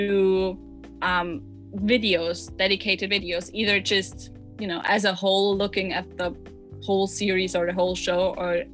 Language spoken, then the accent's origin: English; Austria; English is a second language; also born or lived in Vienna; if it wasn't apparent yet from my accent, I am not from America or the UK. I am from Austria. I live in Vienna